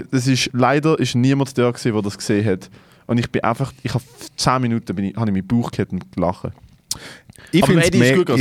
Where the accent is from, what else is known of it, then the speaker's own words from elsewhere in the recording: Sri Lanka; Ich komme aus Sri Lanka.